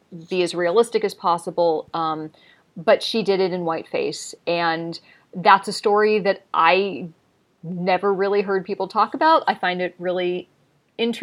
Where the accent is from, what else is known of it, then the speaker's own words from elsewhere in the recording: Los Angeles, California, United States; I grew up in Los Angeles